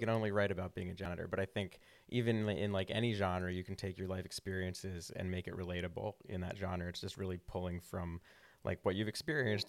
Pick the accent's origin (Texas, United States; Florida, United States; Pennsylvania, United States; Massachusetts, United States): Pennsylvania, United States; Havertown; also born or lived in Villanova; now in Philadelphia, United States; I grew up in Havertown, and then we moved closer to, like, Villanova